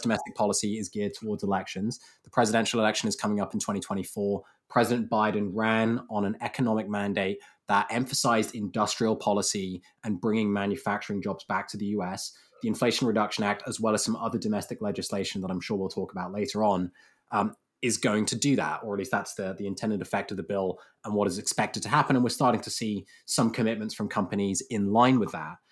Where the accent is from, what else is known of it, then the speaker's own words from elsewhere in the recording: United Kingdom; as a Brit